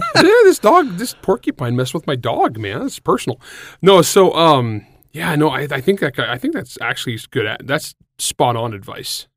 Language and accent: English; San Joaquin Valley, California, United States; moved away; I'm from the San Joaquin Valley. I'm for the cows and plows part